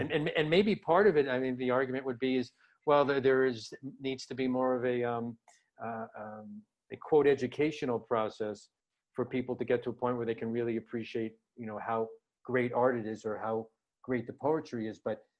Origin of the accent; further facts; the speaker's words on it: Scranton, Pennsylvania, United States; I would like to reach the audience of the family that I grew up in Scranton, Pennsylvania.